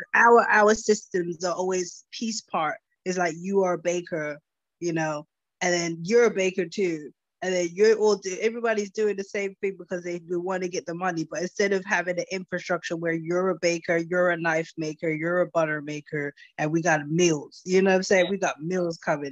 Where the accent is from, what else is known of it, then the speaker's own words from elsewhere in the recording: United States; I was born in America